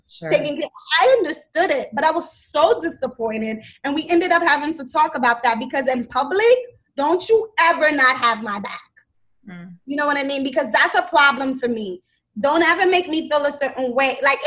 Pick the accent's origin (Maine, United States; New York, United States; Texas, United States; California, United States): New York, United States; I'm from New York.